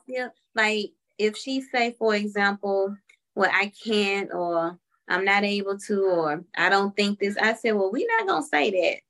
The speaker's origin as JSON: {"language": "English", "town": "Memphis", "region": "Tennessee", "country": "United States", "moved": "as an adult", "lives_now": "Atlanta, United States", "said": "we're originally from Memphis, Tennessee"}